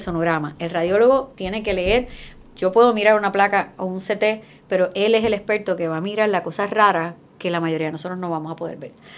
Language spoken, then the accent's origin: Spanish; Puerto Rico; en Estados Unidos somos los más amáticos